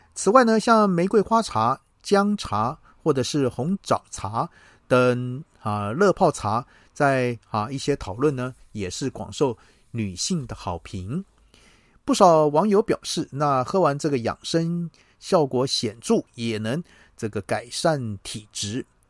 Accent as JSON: {"language": "Chinese", "country": "Taiwan", "said": "我们台湾人爱喝茶"}